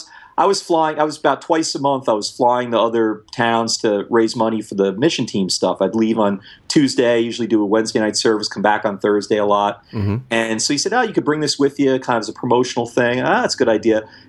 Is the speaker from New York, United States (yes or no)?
yes; New York City, New York, United States; moved away as an adult; now in New Orleans, United States; I grew up in New York City and then the burbs, never lived anywhere else